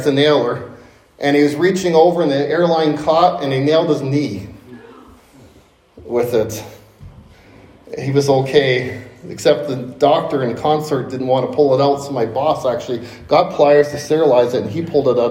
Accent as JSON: {"language": "English", "town": "Hamilton", "region": "Ontario", "country": "Canada", "tie": "born or raised there", "said": "Growing up in Hamilton, Ontario, near Niagara Falls"}